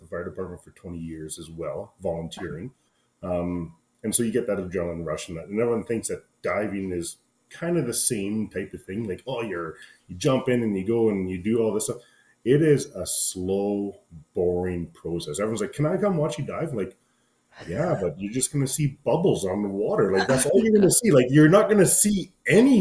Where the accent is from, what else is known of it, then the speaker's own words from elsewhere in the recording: central Alberta, Canada; I'm kind of in central Alberta, just outside of my hometown